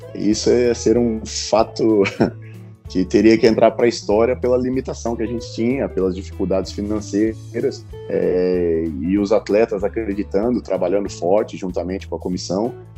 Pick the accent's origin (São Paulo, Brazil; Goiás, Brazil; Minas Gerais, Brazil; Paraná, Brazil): Paraná, Brazil; a gente é paranaense